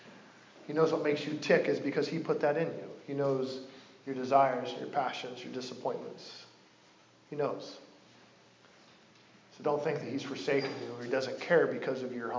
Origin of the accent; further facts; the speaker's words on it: Coos Bay, Oregon, United States; moved away as an adult; He's the only famous guy from my hometown